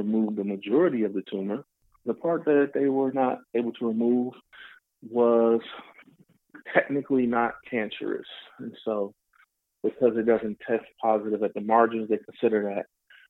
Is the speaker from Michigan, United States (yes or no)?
yes; Detroit, Michigan, United States; I'm from Detroit, native Detroiter